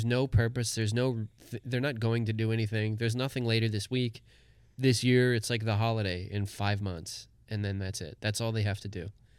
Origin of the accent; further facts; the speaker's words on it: Compton, California, United States; Yeah, I took 4 years of jiu-jitsu, and I grew up in Compton.